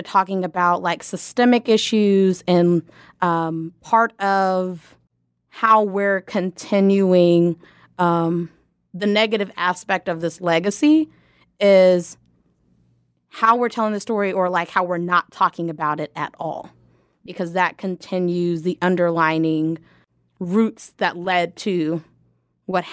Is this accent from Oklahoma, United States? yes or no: yes; Lawton, Oklahoma, United States; I grew up in Lawton and attended Lawton Public Schools